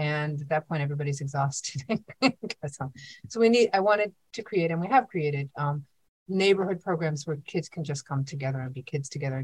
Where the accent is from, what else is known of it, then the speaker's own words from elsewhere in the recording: Pittsburgh, Pennsylvania, United States; moved away; also born or lived in Brooklyn; I grew up in Pittsburgh